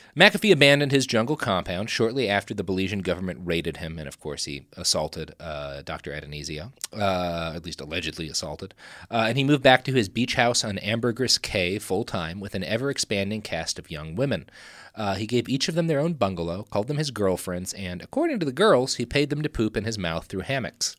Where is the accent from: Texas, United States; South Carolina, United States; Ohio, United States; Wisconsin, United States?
Texas, United States; We come from Texas